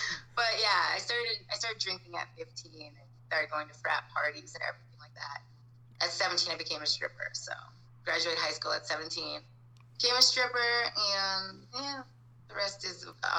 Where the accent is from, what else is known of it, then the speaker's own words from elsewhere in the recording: Ontonagon, Michigan, United States; also born or lived in Baraga, Michigan; I'm from Upper Michigan. Okay. I was born and raised in, I was born in Ontonagon, Michigan. I lived in Toy Bola, Michigan, and I lived on a farm. So I was a farm girl.